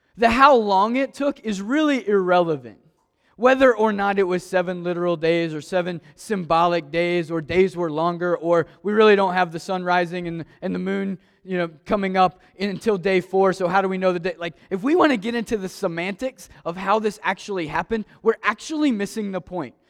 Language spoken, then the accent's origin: English; Maysville, Kentucky, United States; Growing up in Maysville, Kentucky, I ask that question a lot. Why was I born in Maysville?